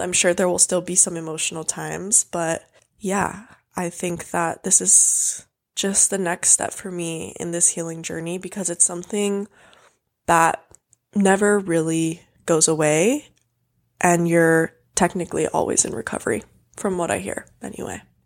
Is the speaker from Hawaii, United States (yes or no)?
yes; Hawaii, United States; I grew up in Hawaii, so I grew up in a bathing suit.